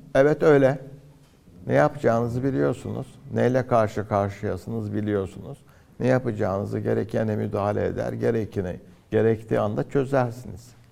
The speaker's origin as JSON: {"language": "Turkish", "region": "Antalya", "country": "Turkey", "tie": "born or raised there", "moved": "as an adult", "lives_now": "Istanbul, Turkey", "said": "Antalya'da doğdum, büyüdüm."}